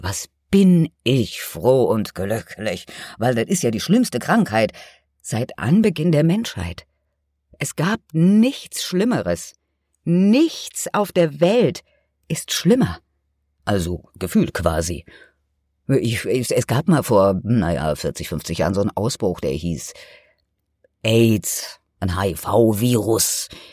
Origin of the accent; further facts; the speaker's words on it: Germany; bei uns in Deutschland